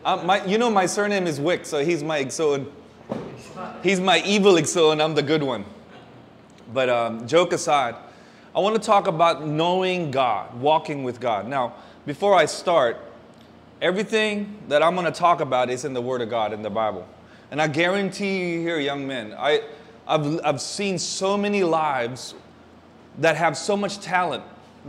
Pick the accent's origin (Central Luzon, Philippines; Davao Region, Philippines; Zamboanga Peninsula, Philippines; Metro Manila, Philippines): Davao Region, Philippines; Davao City; moved away; I'm half Filipino, half American. I was born in San Pedro Hospital. Kung mama is Pinay, kung papa is Americano, so I'm a mocha latte. So I'm just like you guys. I'm a Dabawenyujud. I was born here, but I left.